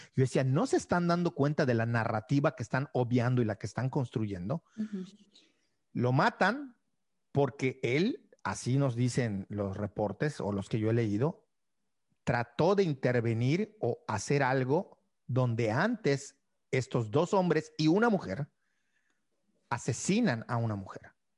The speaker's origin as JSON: {"language": "Spanish", "region": "Yucatán", "country": "Mexico"}